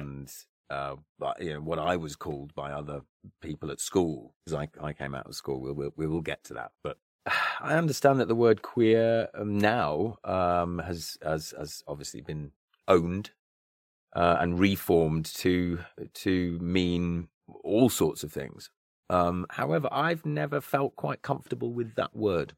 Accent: near Stratford-upon-Avon, Warwickshire, West Midlands, United Kingdom; grew up, uh, near Stratford upon Avon, um, and, uh, so in, in, in the West Midlands, Warwickshire, Shakespeare's County

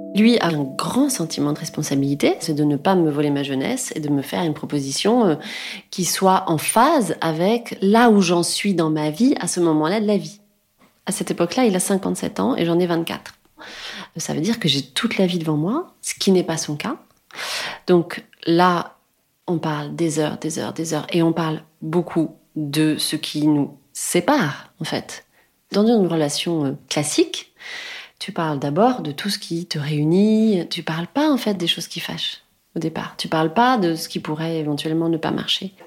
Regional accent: France; je suis française

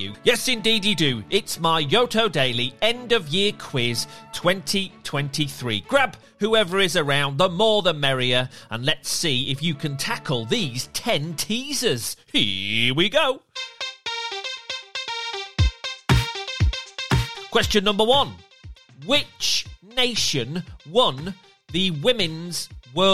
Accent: England, United Kingdom; being an Englishman

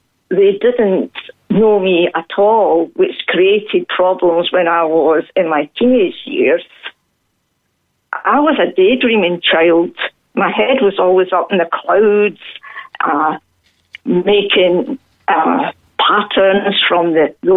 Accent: a little Scottish town, Scotland, United Kingdom; now in West Cork, Ireland; I come from Glasgow because many people here would not have heard of the little town I came from, but it was a typical little Scottish town

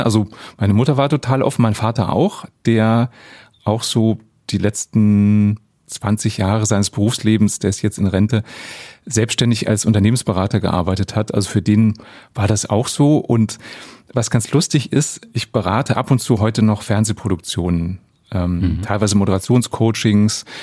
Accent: Germany; bei uns in Deutschland

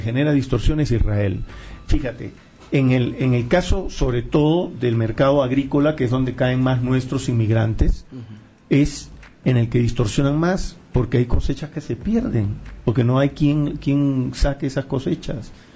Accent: Peru; Yo soy peruano

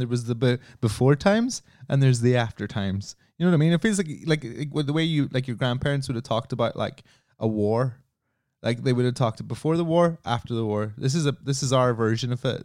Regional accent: Ireland; I come from Ireland

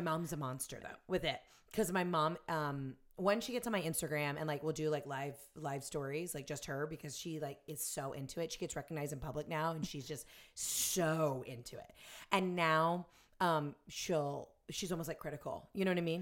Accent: the South, United States; I'm from the South and I went to Ole Miss

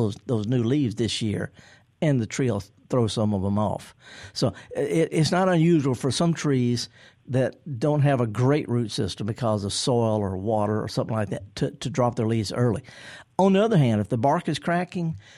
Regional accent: Indianola, Mississippi, United States; I'm from Indianola.

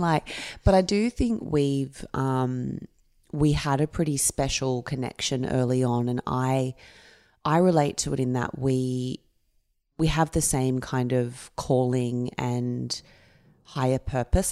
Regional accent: Camden, New South Wales, Australia; I grew up in Camden.

